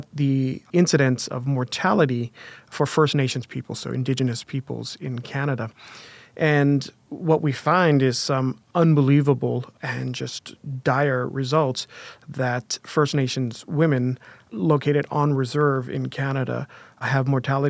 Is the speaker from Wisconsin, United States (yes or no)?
no; Waipahu, Hawaii, United States; I was born and raised in Hawaii. I was born in a town called Waipahu, which is an old sugarcane plantation town, and it was primarily that and transitioned into not being such a town over my lifetime.